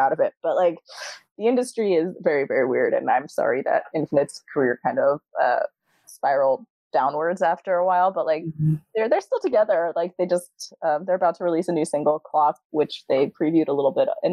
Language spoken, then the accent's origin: English; New York, United States; I'm from New York